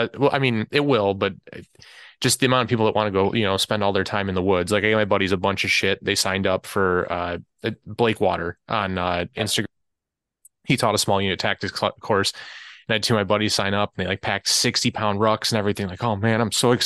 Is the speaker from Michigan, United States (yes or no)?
yes; Detroit, Michigan, United States; I'm from Detroit, we don't have like great wild wilderness here